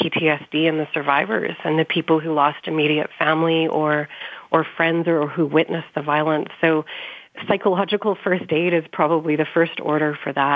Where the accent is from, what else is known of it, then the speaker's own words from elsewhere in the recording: Canada; I'm from Canada